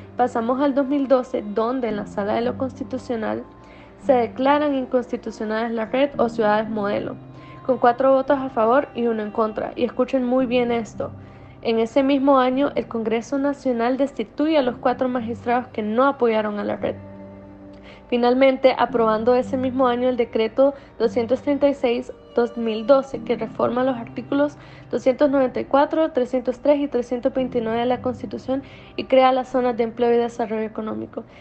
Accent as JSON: {"language": "Spanish", "country": "Honduras", "said": "nosotros como hondureños"}